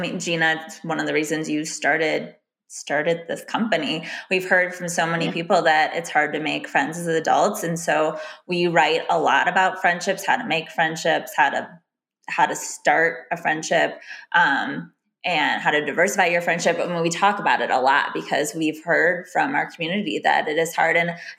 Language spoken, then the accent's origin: English; Chicago, Illinois, United States; moved away as an adult; living in Chicago, growing up in Chicago, going to a college close to Chicago. So moving to a whole new area in the past 2 years